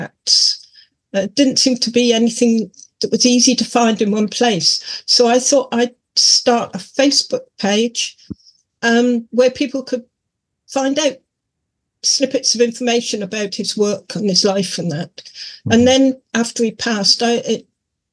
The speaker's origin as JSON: {"language": "English", "area": "Cornwall", "region": "South West England", "country": "United Kingdom", "tie": "born or raised there", "said": "he actually played in my hometown"}